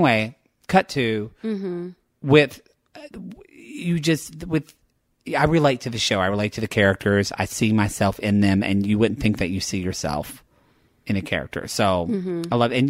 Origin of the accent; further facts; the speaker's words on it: Oklahoma, United States; now in Los Angeles, United States; I'm from Oklahoma and I'm very white.